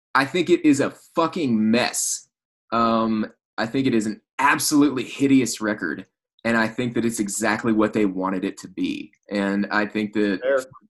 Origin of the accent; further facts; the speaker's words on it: South Arkansas, United States; in the town where I grew up in Arkansas